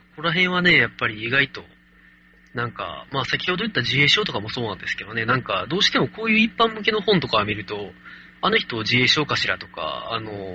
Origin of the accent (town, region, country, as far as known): Kansai, Japan; accent: Kansai dialect